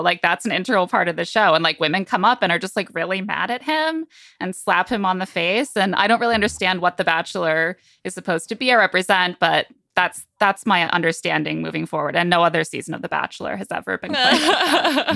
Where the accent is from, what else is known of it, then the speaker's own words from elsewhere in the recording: South Bend, Indiana, United States; I am from Southend, Indiana. Um, I was born in nineteen eighty-eight in, in that city, and I grew up